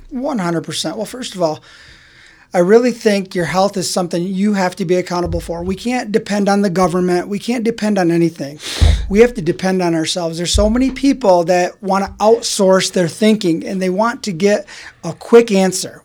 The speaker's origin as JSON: {"language": "English", "town": "Grand Rapids", "region": "Michigan", "country": "United States", "tie": "born or raised there", "said": "I was born and raised in Grand Rapids, Michigan"}